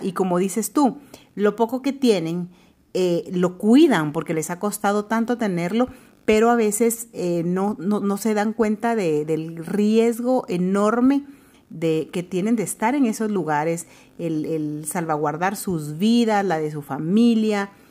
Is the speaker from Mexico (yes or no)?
no; Guatemala; somos guatemaltecas, estamos en nuestro bello país